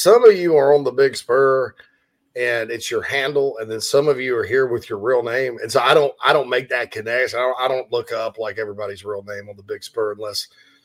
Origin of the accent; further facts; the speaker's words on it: Spartanburg, South Carolina, United States; in my hometown of Spartanburg, Daniel Morgan Avenue.